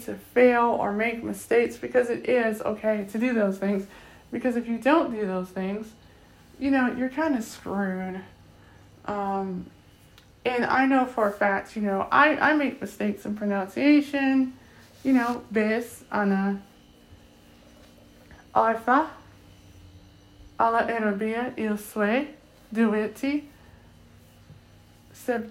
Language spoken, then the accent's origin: English; Akron, Ohio, United States; first language English; I'm from Akron, Ohio, here in Akron, Ohio